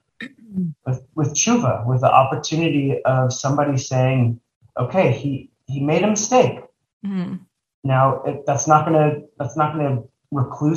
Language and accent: English; Texas, United States; now in Los Angeles, United States; I grew up in Texas